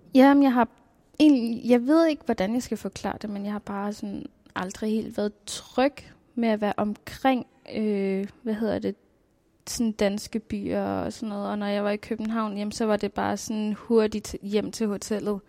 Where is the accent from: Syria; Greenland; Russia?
Greenland; Nuuk; Jeg er født og opvokset her i Nuuk